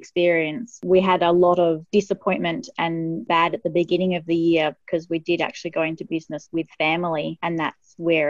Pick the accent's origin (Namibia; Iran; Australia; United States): Australia; Manjimup, Western Australia; I'm still in my hometown of Manjimup in Western Australia.